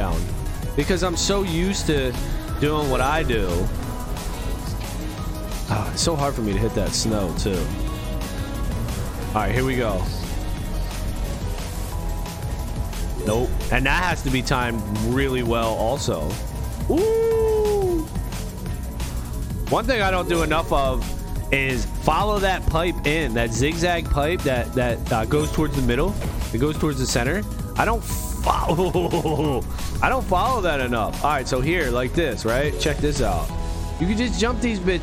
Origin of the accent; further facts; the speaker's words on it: Philadelphia, Pennsylvania, United States; I'm from Philly. I'm on the other side. We from Philly out here.